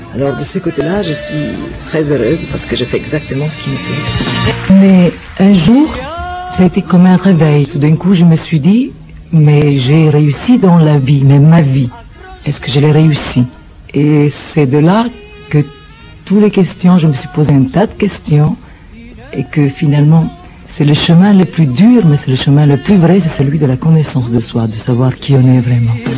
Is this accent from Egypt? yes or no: yes; Cairo, Cairo Governorate, Egypt; moved away as an adult; now in France; je suis né en Égypte, au Caire exactement, et là-bas, d'une famille italienne du Sud.